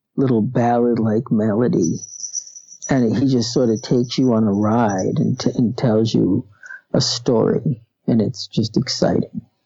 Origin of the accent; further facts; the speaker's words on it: Erie, Pennsylvania, United States; also born or lived in Manhattan, New York / Connecticut; I've um, lived here all my life. I was born here